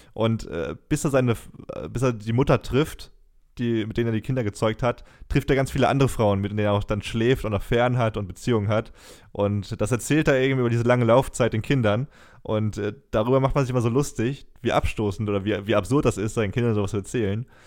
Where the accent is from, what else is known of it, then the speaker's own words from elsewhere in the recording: Germany; als Deutscher